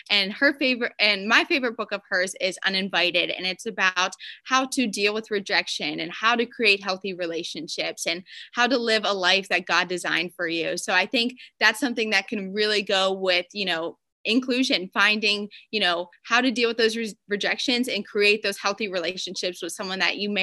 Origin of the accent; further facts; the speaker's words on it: Pennsylvania, United States; moved away as an adult; also born or lived in Alabama; now in South Florida, United States; I'm from Pennsylvania originally